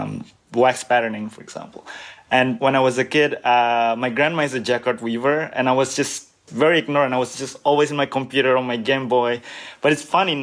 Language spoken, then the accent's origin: English; Birmingham, West Midlands, United Kingdom; moved away as an adult; also born or lived in Southampton; now in Cambridge, United States; I was actually born in the UK. I was born in Birmingham